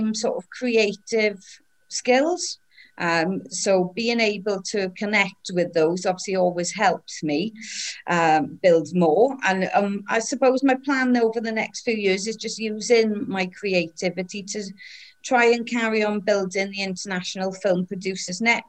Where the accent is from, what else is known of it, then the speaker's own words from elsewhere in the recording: Wales, United Kingdom; also born or lived in England / Ireland; I'm Welsh, but I'm also English and Irish.